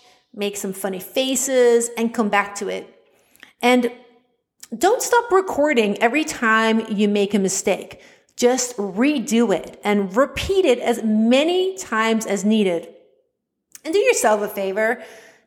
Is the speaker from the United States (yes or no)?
no; Netherlands; accent: Dutch; English is a second language; I was self-conscious about my Dutch accent